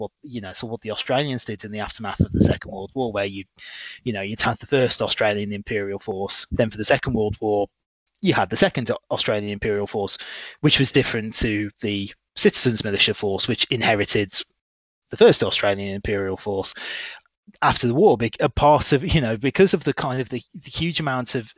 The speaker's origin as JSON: {"language": "English", "region": "Midlands", "country": "United Kingdom", "tie": "born or raised there", "said": "I'm very proudly from the Midlands. I'm not from the North or the South. I'm a Midland born lad."}